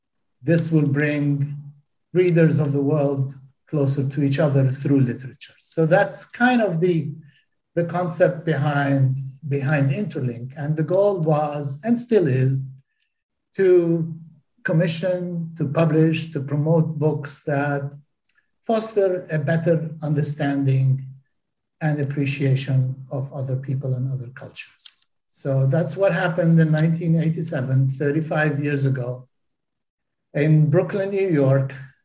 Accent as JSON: {"language": "English", "country": "Palestine", "said": "I got really tired of having to explain to people that I come from Palestine, not Pakistan."}